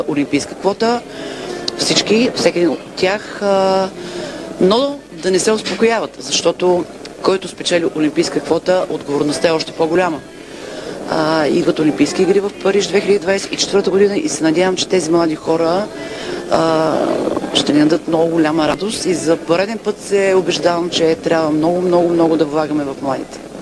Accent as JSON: {"language": "Bulgarian", "country": "Bulgaria", "said": "бяхме всички горди като българи"}